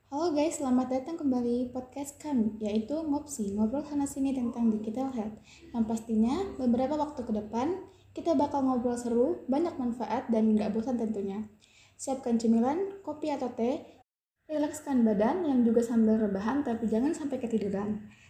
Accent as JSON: {"language": "Indonesian", "region": "South Sulawesi", "country": "Indonesia", "tie": "born there", "lives_now": "Surakarta, Indonesia", "said": "Aku dari Kalimantan Timur, tapi jangan salah kira ya, karena aku cuma tinggal aja di Kalimantan Timur. Lahirnya di Sulawesi Selatan, tapi sekarang aku lagi menempuh pendidikan aku di Universitas Muhammadiyah Surakarta."}